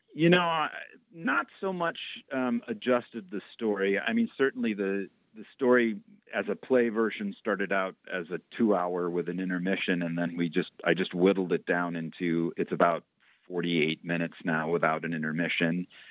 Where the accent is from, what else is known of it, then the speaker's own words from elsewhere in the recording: Waukegan, Illinois, United States; also born or lived in Boston; I actually grew up in a little town north of Chicago, about 40 miles north, a town called Waukegan